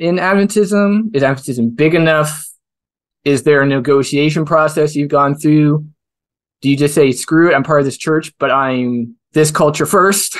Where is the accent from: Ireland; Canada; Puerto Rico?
Canada; as a Canadian